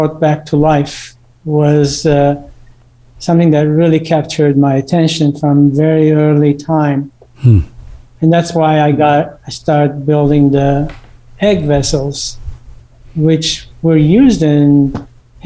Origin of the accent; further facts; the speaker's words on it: United States; also born or lived in Beirut, Lebanon / Texas; we've been in America since my early childhood.